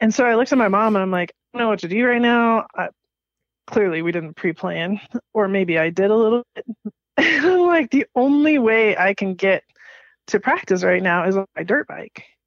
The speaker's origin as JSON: {"language": "English", "town": "Palo Alto", "region": "California", "country": "United States", "tie": "born or raised there", "said": "I was born and raised in Palo Alto, California, which is in the Bay Area by San Francisco area"}